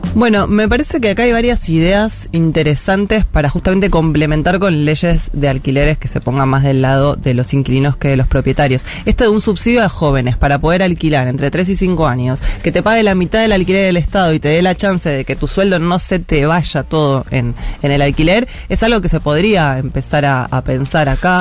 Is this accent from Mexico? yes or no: no; Buenos Aires, Argentina; yo soy de Parque Patricia, yo vi todo el distrito tecnológico transformarse